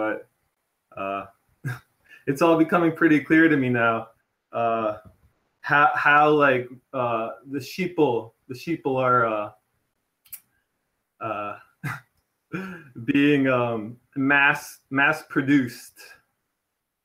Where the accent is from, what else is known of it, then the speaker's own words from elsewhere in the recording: Toronto, Ontario, Canada; I'm from Toronto originally, and I'm there currently